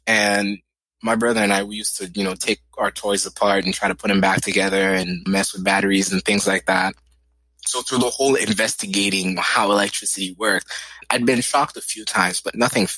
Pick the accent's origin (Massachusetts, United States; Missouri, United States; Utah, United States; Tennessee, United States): Massachusetts, United States; Boston; born there; First, my brother was born in New York. I was born in Boston.